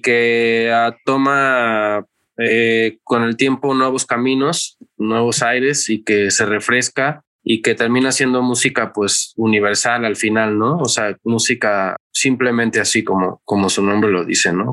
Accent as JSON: {"language": "Spanish", "town": "Xalapa", "region": "Veracruz", "country": "Mexico", "tie": "born or raised there", "said": "Soy originario del puerto de Veracruz, pero pues ya tengo toda mi vida viviendo aquí en Jalapa"}